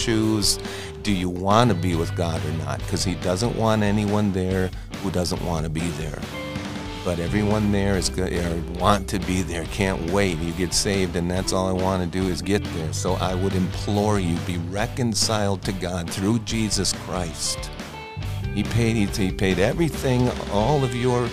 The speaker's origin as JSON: {"language": "English", "region": "Wisconsin", "country": "United States", "tie": "born or raised there", "said": "I was born and raised in Wisconsin"}